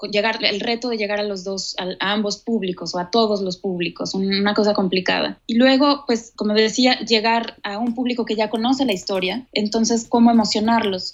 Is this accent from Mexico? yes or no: yes; Mexico; moved away as an adult; also born or lived in Cuba; now in Switzerland; yo soy mexicana, nací allá y crecí y viví la, mayor parte de mi vida allá, hasta mis 30 años